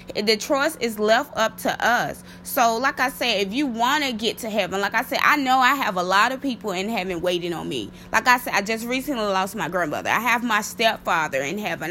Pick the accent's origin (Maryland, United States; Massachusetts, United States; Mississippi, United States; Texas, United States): Mississippi, United States; my home state, um, Mississippi